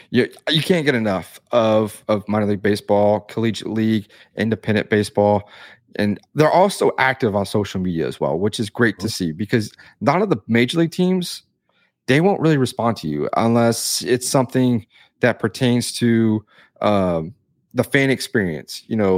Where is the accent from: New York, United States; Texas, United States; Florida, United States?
Texas, United States; Victoria; here in my hometown, we have the Victoria Generals